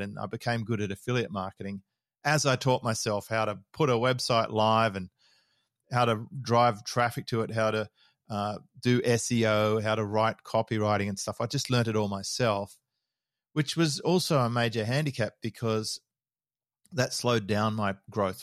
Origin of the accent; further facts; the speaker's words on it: Sydney, New South Wales, Australia; moved away as an adult; also born or lived in Melbourne; now in Noosa, Australia; I was born in Melbourne. Uh, we moved, my dad was running a, a bulk haulage division down there, and, and then they moved back to Sydney when I was about five. We started off in Manly, and then we moved to Mossman